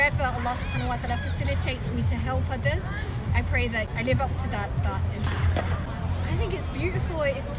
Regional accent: Birmingham, West Midlands, United Kingdom; now in England; I'm from Birmingham, I got married and moved to Yorkshire

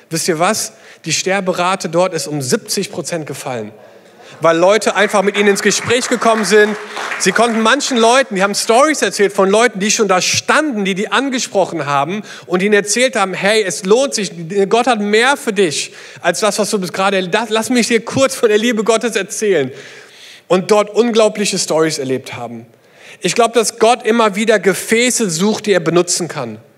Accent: South East England, United Kingdom; German is a second language; war eine kleine Gemeinde in England, ähm, die an der Küste gelebt hat, eine kleine Elim-Gemeinde, wo ich herkomme. Und es gibt dort eine Stelle, die heißt Beachy Head.

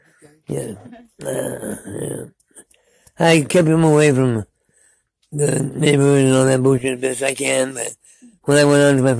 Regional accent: Hayward, California, United States; I'm from Hayward.

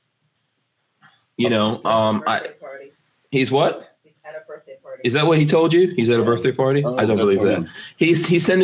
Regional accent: New York, United States; now in Gainesville, United States; I'm a New Yorker

